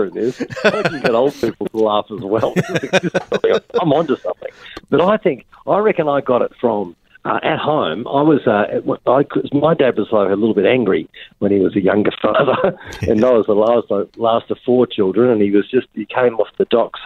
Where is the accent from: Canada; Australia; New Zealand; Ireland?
Australia; I'm Australian